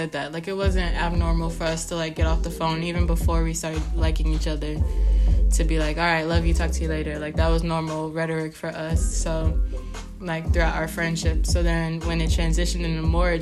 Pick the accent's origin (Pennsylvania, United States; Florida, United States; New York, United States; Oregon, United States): New York, United States; also born or lived in Washington, D.C.; when I was back home in New York from school, I go to school at Howard University in D.C., but we're both from New York